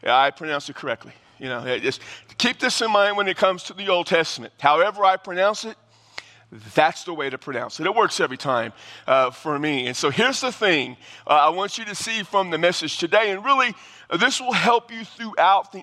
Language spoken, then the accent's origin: English; Texas, United States; growing up in Texas